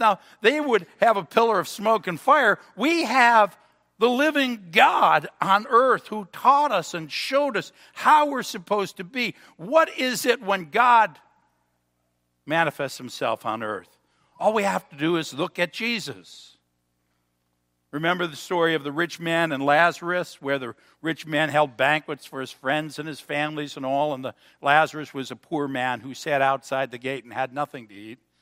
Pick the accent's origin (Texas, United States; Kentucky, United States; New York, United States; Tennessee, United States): New York, United States; Cheektowaga; now in Pendleton, United States; I was from Cheektowaga